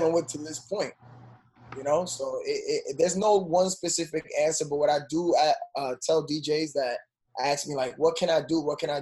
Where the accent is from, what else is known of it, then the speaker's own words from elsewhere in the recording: New York City, New York, United States; growing up in New York